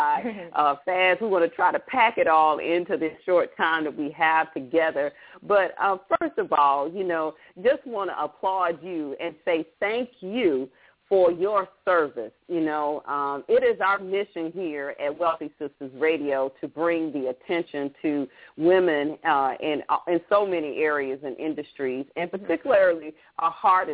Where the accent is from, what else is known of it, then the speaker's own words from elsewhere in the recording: the American South, Southern United States, United States; I'm a Southern Belle